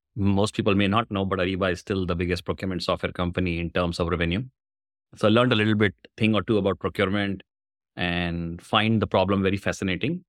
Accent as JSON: {"language": "English", "country": "India", "tie": "born or raised there", "moved": "as an adult", "lives_now": "Bay Area, United States", "said": "I was born in India, long time back, I say, I suspect. I'm a software engineer, did my engineering in software, moved to U S in ninety-seven"}